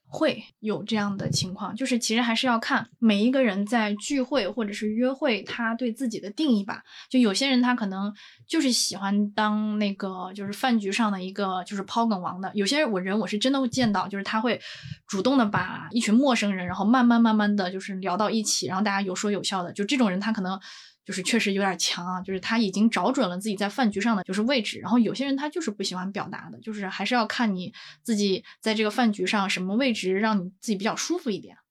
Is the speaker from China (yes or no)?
yes; northern China, China; 我是北方人嘛，身边大部分人其实个子都很高